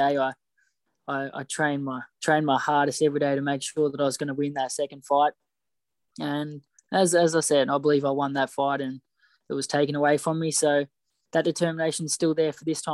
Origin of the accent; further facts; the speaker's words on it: Australia; us young kids growing up in Australia